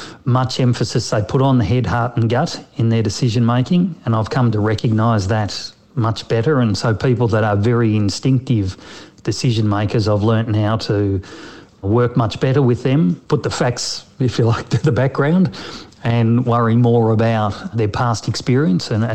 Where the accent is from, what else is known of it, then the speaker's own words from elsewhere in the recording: Melbourne, Victoria, Australia; I was actually from Melbourne